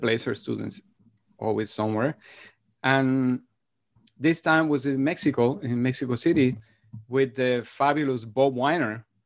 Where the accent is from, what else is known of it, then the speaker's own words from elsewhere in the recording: Madrid, Community of Madrid, Spain; moved away; my brother and I grew up in Spain. Uh, after I was three years old, my parents moved to Madrid